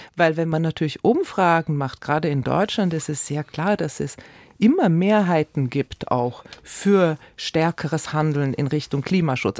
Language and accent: German; Switzerland; ich bin ja als Schweizerin natürlich auch die Vertreterin von direktdemokratischen Strukturen